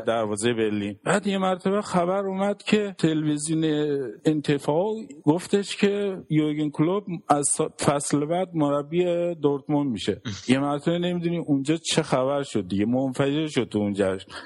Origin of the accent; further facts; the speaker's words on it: Iran; now in Germany; گفتم من ایرانی